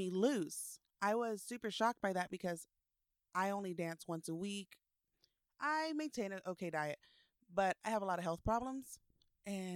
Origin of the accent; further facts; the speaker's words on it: Austin, Texas, United States; born and raised in Austin, Texas.